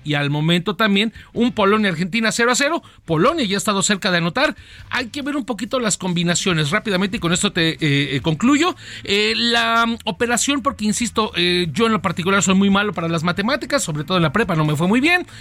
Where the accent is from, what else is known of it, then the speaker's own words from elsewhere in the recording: Mexico; Como buenos mexicanos